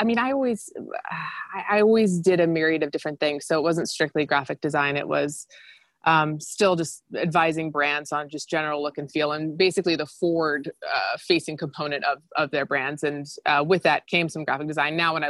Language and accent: English; Gainesville, Florida, United States; moved away as an adult; also born or lived in New York; I'm from Florida and, you know, not a small town, but not a big town. I'm from Gainesville